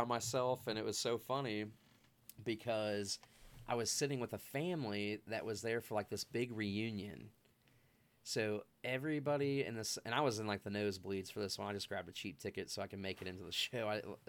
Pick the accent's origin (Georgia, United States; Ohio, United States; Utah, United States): Ohio, United States; so I just say Cincinnati, but because I'm from a small town in between Cincinnati and Dayton, as you know.